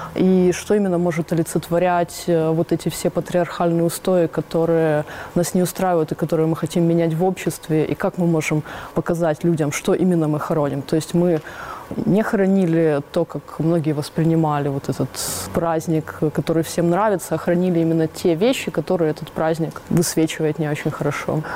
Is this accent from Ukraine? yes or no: yes; Donetsk, Donetsk Oblast, Ukraine; moved away as an adult; now in Mariupol, Ukraine; Мы с Дианой подруги Донецкие еще до военных времен